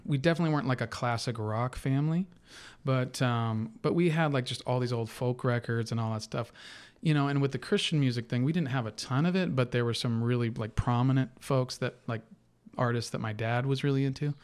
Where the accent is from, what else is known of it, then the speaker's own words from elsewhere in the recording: Napa, California, United States; moved away as an adult; also born or lived in Irvine, California / Las Vegas; the same place I was born, which is in Napa, California